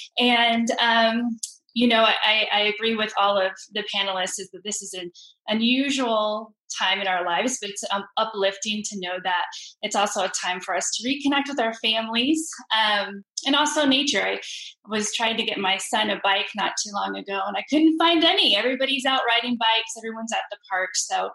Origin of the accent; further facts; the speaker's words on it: the Valley, Texas, United States; moved away as an adult; now in San Antonio, United States; I'm originally from the Valley, but I came up here to San Antonio to attend UTSA.